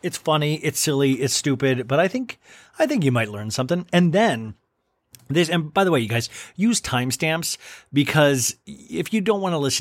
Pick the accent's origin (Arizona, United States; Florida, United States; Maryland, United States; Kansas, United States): Kansas, United States; Olathe; moved away; as a kid growing up in Olathe, Kansas